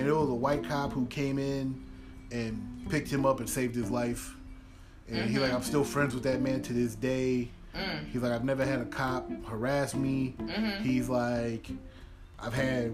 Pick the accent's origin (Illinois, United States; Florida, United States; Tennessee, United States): Illinois, United States; Chicago; I'm from Chicago